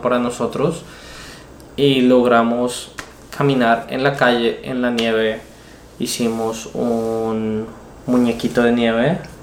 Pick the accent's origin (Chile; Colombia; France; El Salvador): Colombia; moved away; En Colombia no le decimos bombones, les decimos más melos